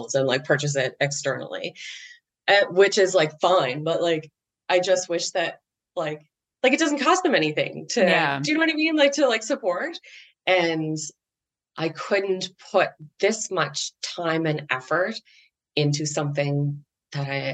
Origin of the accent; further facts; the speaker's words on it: Canada; I'm Canadian